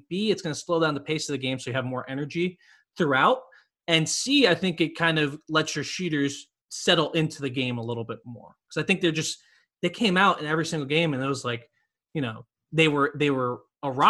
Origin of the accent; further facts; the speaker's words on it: Miami, Florida, United States; but I'm from Miami, so like I've never been to Arkansas.